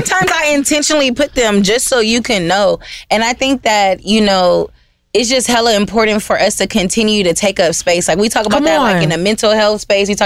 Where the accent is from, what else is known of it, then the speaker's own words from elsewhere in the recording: Los Angeles, California, United States; I'm from South Central and born and raised